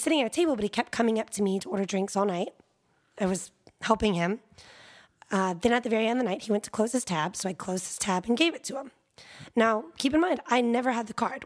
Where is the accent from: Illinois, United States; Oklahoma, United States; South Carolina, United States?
South Carolina, United States; moved away as an adult; now in Austin, United States; I grew up in South Carolina and I started college there